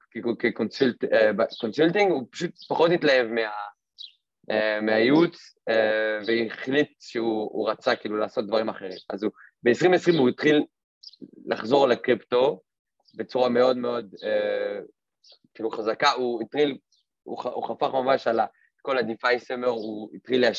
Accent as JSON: {"language": "Hebrew", "country": "France", "moved": "yes", "lives_now": "Israel", "said": "אני לא נולדתי פה, אני במקור מצרפת. אה, עברתי לפה לפני שבע שנים"}